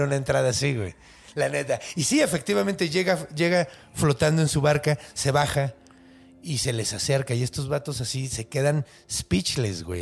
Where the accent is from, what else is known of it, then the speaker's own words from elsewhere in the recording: Ciudad Juárez, Chihuahua, Mexico; yo crecí en, en Juaritos